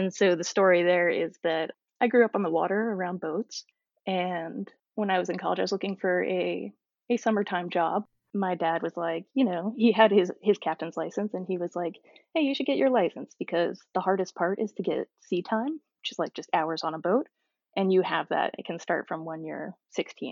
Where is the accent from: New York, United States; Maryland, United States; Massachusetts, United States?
Massachusetts, United States; now in Baltimore, United States; I grew up in Massachusetts